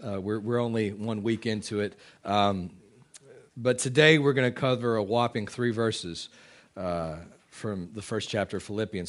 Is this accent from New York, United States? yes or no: no; Texas, United States; moved away; I am a Texan. Uh, I can still claim Texas citizenship. I've got dual citizenship here.